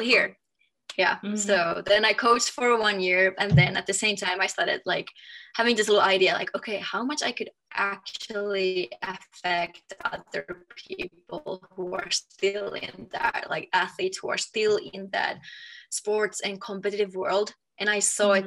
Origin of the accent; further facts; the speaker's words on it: Finland; moved away as an adult; also born or lived in Germany / France; now in Denver, United States; I am from Finland